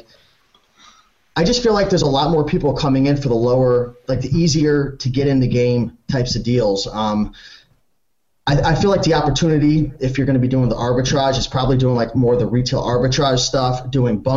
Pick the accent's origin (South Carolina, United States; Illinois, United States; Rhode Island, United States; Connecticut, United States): Connecticut, United States; It might just be where I live. I'm from Connecticut